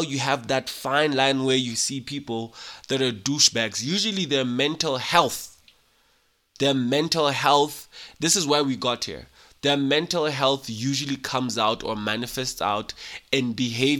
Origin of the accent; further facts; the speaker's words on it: Lesotho; being a Mosotho, born and raised in Lesotho by Basotho parents